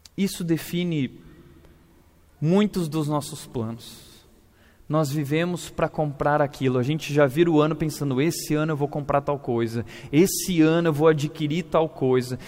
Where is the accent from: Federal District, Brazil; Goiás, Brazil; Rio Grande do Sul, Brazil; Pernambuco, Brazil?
Rio Grande do Sul, Brazil; moved away; also born or lived in Vinhedo; eu sou gaúcho